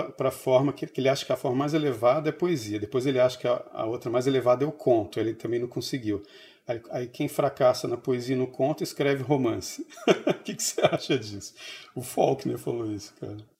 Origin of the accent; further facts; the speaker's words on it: São Paulo, Brazil; moved away; also born or lived in Brasília; eu cresci em São Paulo